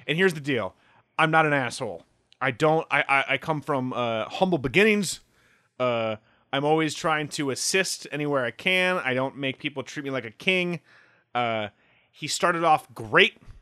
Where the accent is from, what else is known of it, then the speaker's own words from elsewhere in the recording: Midwest, United States; I'm from the Midwest